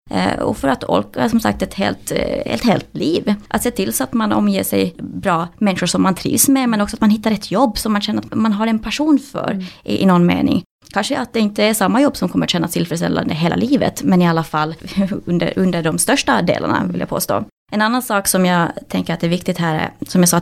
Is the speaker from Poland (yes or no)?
no; Finland; moved away as an adult; now in Sweden; jag flyttade från Finland till Sverige när jag var 20 år och började studera allt från folkhögskola till olika kurser till olika program